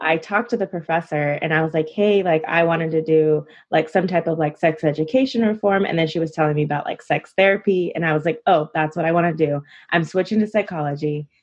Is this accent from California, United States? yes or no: yes; California, United States; also born or lived in Illinois; I'm originally from Illinois and I moved to California as a toddler, but I spent like my time um, broken in between, you know, I would go back and forth and I was mainly in California.